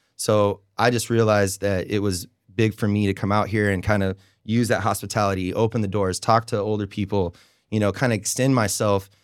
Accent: Oregon, United States; moved away as an adult; now in Raleigh, United States; moved here in 2007, and I came from Oregon

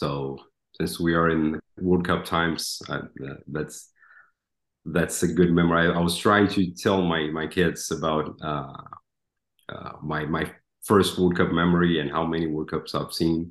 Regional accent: Brazil; moved away as an adult; now in Dallas, United States; I'm from Brazil

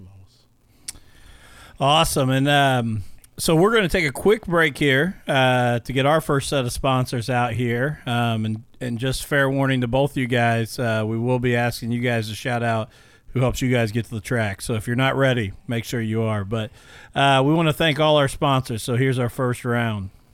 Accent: Illinois, United States; now in Indiana, United States; I grew up in Illinois and then got transplanted over to the Hoosier State as well

